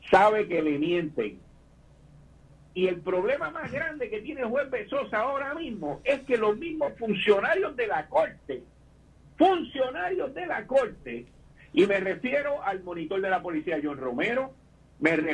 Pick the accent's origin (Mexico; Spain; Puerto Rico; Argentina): Puerto Rico; nosotros somos tan acomplejados como puertorriqueños